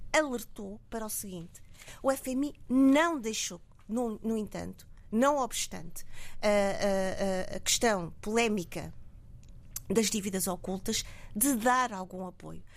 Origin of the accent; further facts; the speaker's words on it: Mozambique; somos nós, moçambicanos